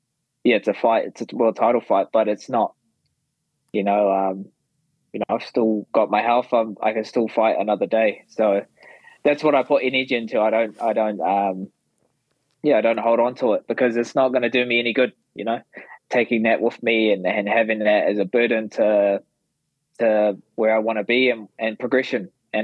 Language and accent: English; Perth, Western Australia, Australia; So that was awesome, being in Perth and just soaking up their energy with my hometown support.